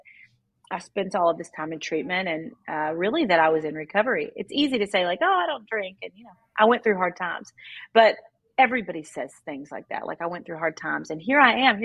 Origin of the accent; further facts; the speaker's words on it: Kentucky, United States; now in Nashville, United States; I grew up in Kentucky. I live in Nashville now.